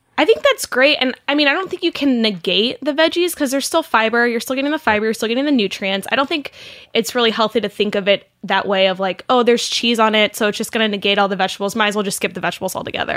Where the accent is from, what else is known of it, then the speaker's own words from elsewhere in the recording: Saint Louis area, Southern Illinois, United States; moved away; also born or lived in Missouri; I'm from Illinois, um, I'm from the Saint Louis area, so I claim Missouri and Illinois, kind of both as my home states